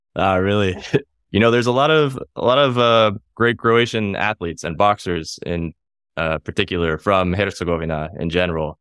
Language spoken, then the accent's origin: English; United States; me in the U S, I'm American